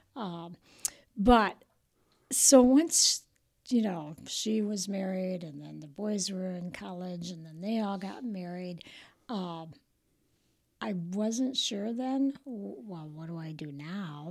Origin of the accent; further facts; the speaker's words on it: Rochelle, Illinois, United States; now in Roscoe, United States; I was born and raised in Rochelle